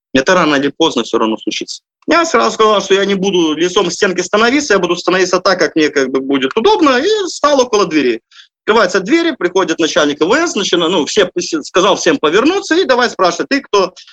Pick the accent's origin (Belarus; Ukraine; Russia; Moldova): Belarus; moved away as an adult; Я там родился, вырос, получил образование